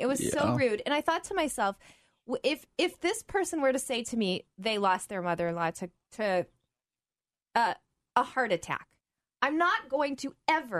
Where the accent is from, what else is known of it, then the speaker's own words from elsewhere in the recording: Oklahoma, United States; moved away; also born or lived in Georgia; I grew up in the South, Oklahoma, Georgia